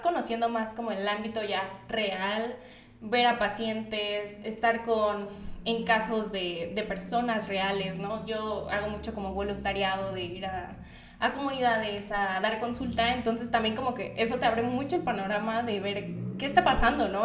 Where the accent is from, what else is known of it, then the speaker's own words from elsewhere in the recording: Acapulco, Guerrero, Mexico; now in Mexico City, Mexico; soy de Acapulco. Entonces, por eso luego si escuchan como un un, tono de voz, un acento un poco raro, es porque soy de Acapulco.